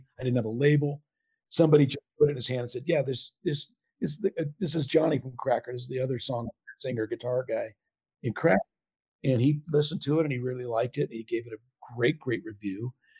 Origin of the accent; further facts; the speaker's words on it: Southern California, United States; growing up in Southern Cal.